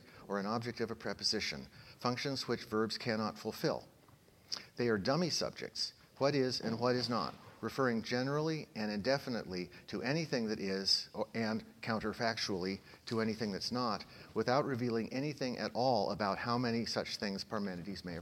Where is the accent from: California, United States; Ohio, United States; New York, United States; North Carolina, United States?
California, United States; Oakland; my hometown, Oakland, California